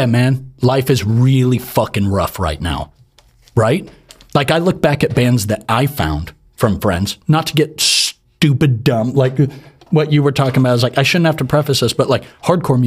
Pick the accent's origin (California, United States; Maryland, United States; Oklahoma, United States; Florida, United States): California, United States; Santa Cruz; I'm a dude from Santa Cruz